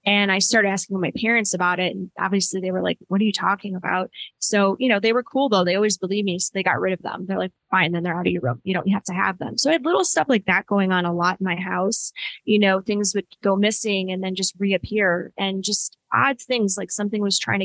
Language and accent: English; Cleveland, Ohio, United States; also born or lived in Kent, Ohio; I grew up just outside of Cleveland, Ohio